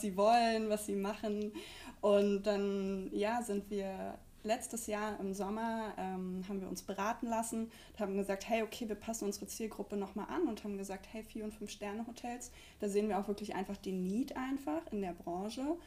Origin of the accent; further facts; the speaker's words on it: Brandenburg, Germany; moved away as an adult; now in Mannheim, Germany; Wir kommen beide aus Brandenburg